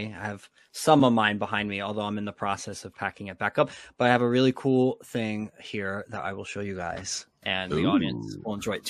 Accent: Elizabeth, New Jersey, United States; Jonathan Dayton was from my hometown, Elizabeth, New Jersey.

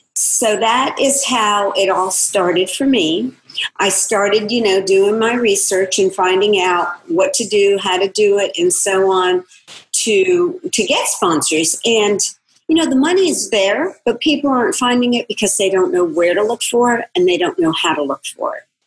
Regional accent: Florida, United States; my hometown in Florida

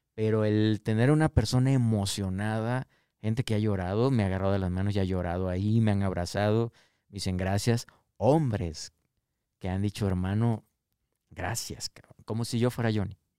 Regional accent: Tabasco, Mexico; moved away; also born or lived in Canada; allá en mi tierra, Sevilla Hermosa Tabasco

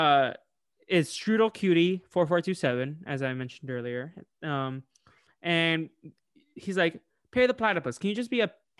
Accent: Boston, Massachusetts, United States; also born or lived in Illinois; I was born in like on a farm in Illinois, and then I moved to Boston at a young age

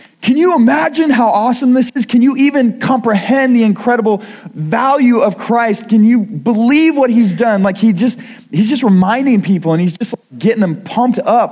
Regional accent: Kirksville, Missouri, United States; also born or lived in Iowa; now in Missouri, United States; I grew up in Kirksville, Missouri, but I haven't been in Missouri for a while

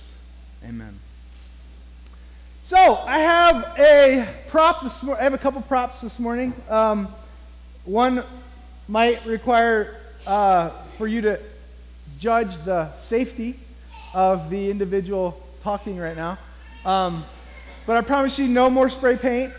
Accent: near St. Louis, southern Illinois, United States; moved away; my hometown in southern Illinois, near St. Louis, Missouri

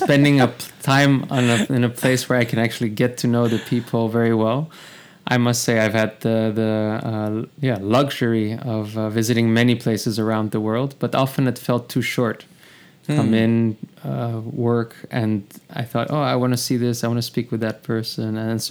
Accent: The Hague, South Holland, Netherlands; now in Amsterdam, Netherlands; I'm in Amsterdam. I was born in the Hague

